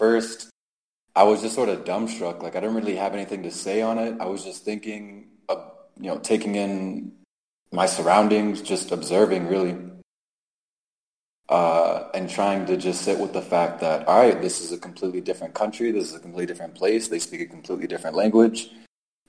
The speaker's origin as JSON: {"language": "English", "region": "Maryland", "country": "United States", "tie": "born or raised there", "also_born_or_lived": "Turkey / Mexico City / Cholula", "moved": "as an adult", "said": "the people that we grew up with in Maryland"}